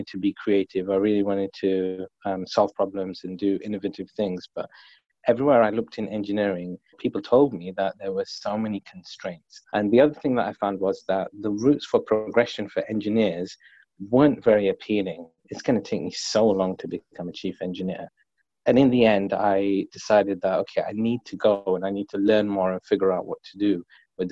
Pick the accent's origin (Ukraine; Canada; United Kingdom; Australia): United Kingdom; London; I grew up in London, but I was living on a council estate